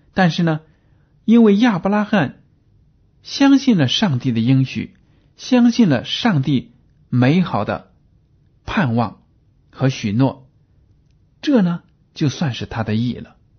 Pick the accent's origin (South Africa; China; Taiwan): China; 我们中国人都知道，在我们的生活中呢，离不开“关系”这两个字